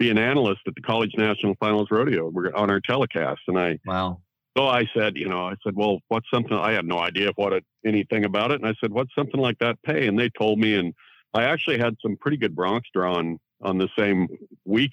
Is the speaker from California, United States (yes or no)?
no; Central Oregon, United States; I grew up in Central Oregon.